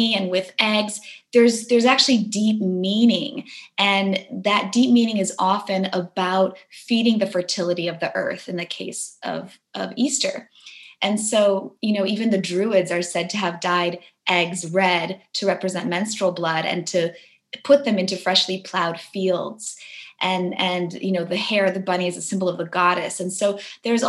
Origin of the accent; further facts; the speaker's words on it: Warsaw, Masovian Voivodeship, Poland; moved away; I was born in Poland. I was born in Warsaw during the kind of end of the communism era